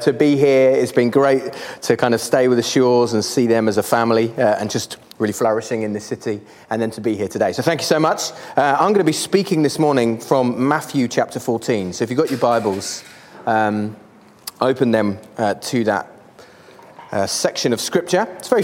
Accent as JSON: {"language": "English", "town": "Canterbury", "region": "South East England", "country": "United Kingdom", "said": "I am from Canterbury in England."}